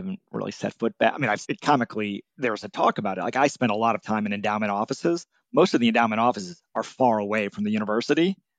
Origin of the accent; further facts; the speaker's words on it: Milwaukee, Wisconsin, United States; I grew up in Milwaukee, Wisconsin, and right.